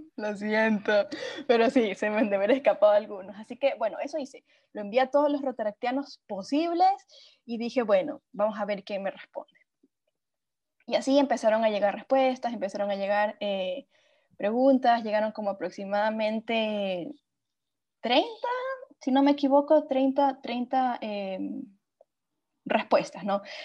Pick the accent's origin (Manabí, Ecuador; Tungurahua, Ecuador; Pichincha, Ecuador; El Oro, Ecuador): El Oro, Ecuador; Machala; also born or lived in Cuenca, Ecuador; tuve que volver a mi ciudad natal, Machala